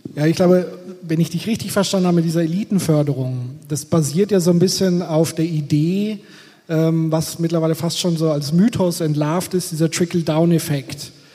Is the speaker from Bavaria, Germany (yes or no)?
yes; Bavaria, Germany; ich komme aus Bayern